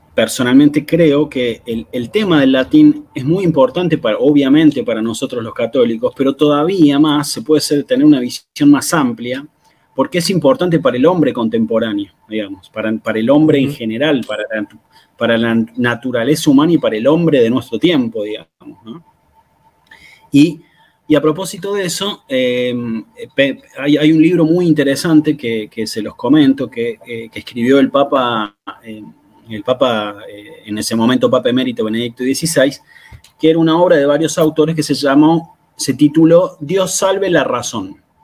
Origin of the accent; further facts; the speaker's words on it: Argentina; yo soy, bueno, argentino